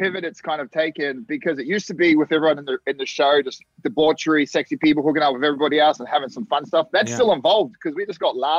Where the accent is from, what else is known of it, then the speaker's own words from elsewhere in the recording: Australia; moved away as an adult; now in United States; I love Australia. It doesn't mean I don't want to go back home